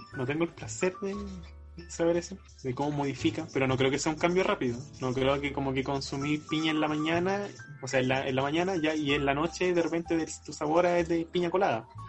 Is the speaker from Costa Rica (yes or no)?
no; Chile; soy chileno